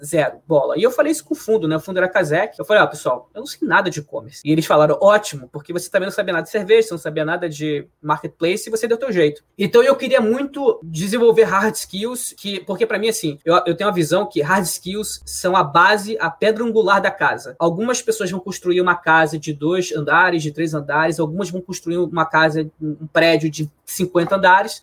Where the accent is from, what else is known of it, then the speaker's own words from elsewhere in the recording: Rio de Janeiro, Brazil; moved away as an adult; now in São Paulo, Brazil; sou carioca